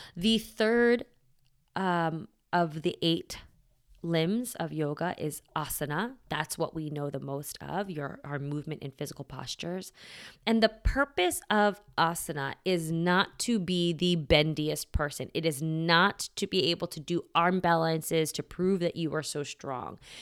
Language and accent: English; United States; I was raised here in America, um, Catholic